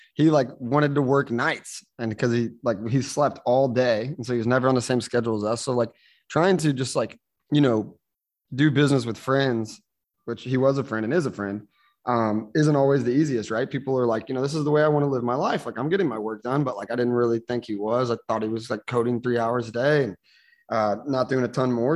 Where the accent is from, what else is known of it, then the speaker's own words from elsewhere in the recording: St. Louis, Missouri, United States; moved away as an adult; now in San Juan, Puerto Rico; I was born and raised in St. Louis, Missouri, United States